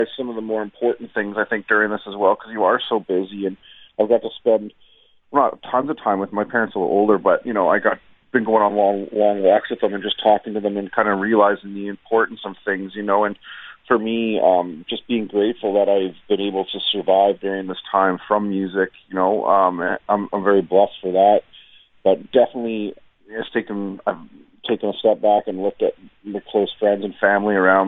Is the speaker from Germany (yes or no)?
no; Canada